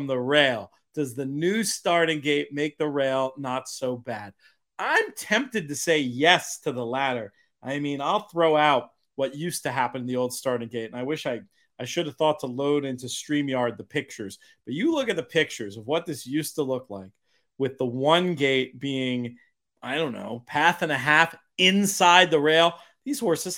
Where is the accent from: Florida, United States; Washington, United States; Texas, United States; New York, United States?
New York, United States; as a New Yorker